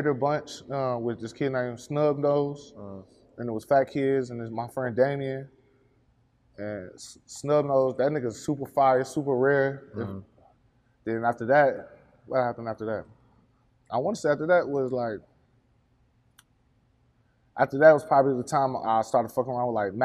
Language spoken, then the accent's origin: English; Atlanta, Georgia, United States; also born or lived in Snellville, Georgia; I'm from Memorial Drive. I'm from East Atlanta.